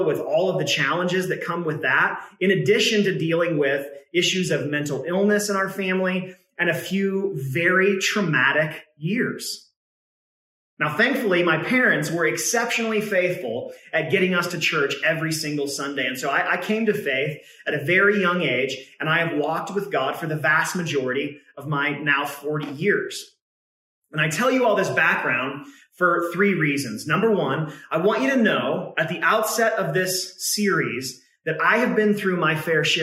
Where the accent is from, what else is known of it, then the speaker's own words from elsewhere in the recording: Northern California, United States; also born or lived in Oregon; my mom and my brother and I moved from Oregon down to Northern California to be closer to my grandfather